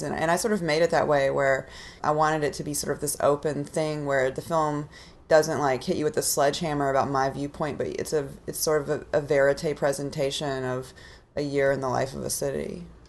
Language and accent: English; Austin, Texas, United States; I'm from Austin